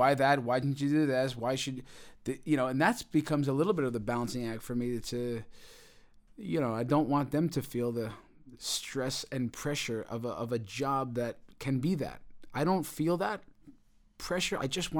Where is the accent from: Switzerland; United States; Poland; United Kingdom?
United States; New York; So in terms of being a New Yorker, yeah, I mean, I think there is a lot of us, yeah, maybe we're fearless and we're not afraid to fail.